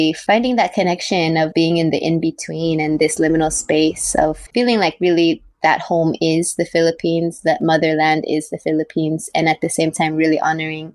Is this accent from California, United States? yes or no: yes; Carson, California, United States; now in Bay Area, United States; I was born in California in Tongva territory. I grew up in Carson, California